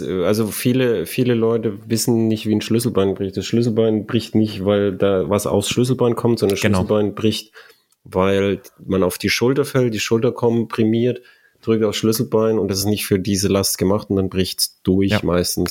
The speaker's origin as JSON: {"language": "German", "country": "Germany", "said": "bei uns in Deutschland"}